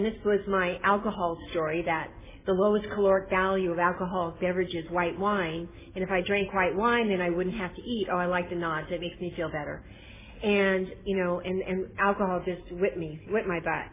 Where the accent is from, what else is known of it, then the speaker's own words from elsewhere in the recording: Northern California, United States; I'm from Northern California